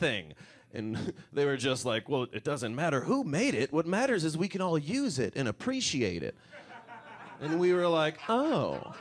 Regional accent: Detroit, Michigan, United States; Growing up around Detroit

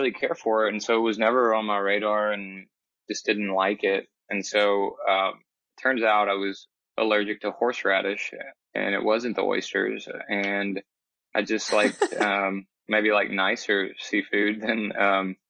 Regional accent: Alabama, United States; moved away as an adult; also born or lived in Atlanta, Georgia; We're both from Alabama, coming back home

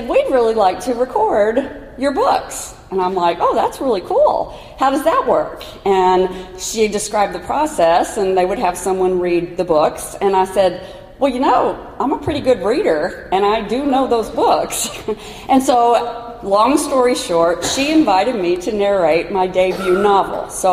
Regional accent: Kentucky, United States; my home state of Kentucky

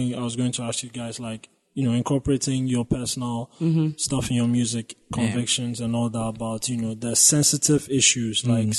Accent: Ghana; You know, as a Ghanaian, it felt like I could relate to a lot of things in that sense.

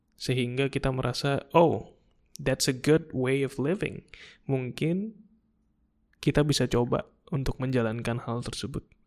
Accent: Indonesia; kita datang dari Indonesia

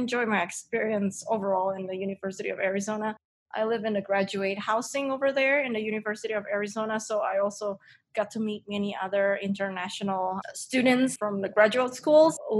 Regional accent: Indonesia; moved away as an adult; now in United States; I am originally from Indonesia

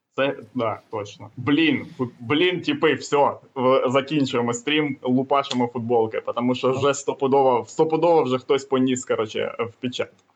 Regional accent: Kamianske, Dnipropetrovsk Oblast, Ukraine; я з Дніпродзержинську

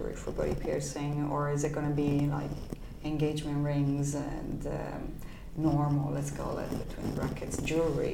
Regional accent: Turin, Piedmont, Italy; moved away as an adult; my hometown is Turin, which is a beautiful town

